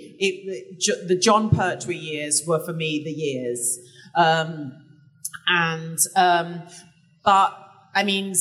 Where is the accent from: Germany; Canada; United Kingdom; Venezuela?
United Kingdom; England; I'm English